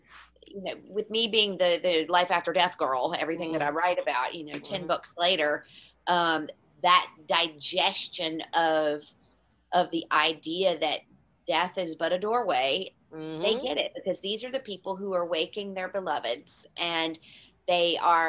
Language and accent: English; Ireland; people find out I'm from Ireland and all